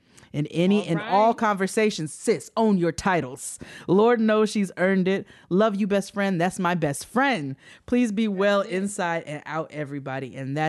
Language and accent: English; New York, United States; I'm from New York, Westchester County.